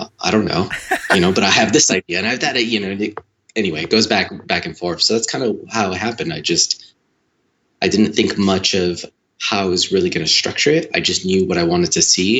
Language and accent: English; Chicago, Illinois, United States; also born or lived in Los Angeles; relocated my family back to my hometown in Chicago